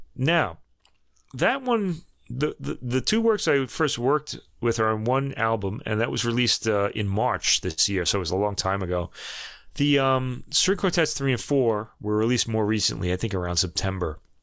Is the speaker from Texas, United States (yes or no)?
no; New York, United States; accent: New York; my New York accent